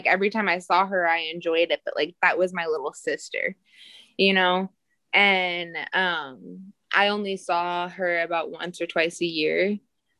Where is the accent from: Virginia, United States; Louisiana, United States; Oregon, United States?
Oregon, United States; Portland; I was adopted from Portland, Oregon, and I grew up in Portland, Oregon, too.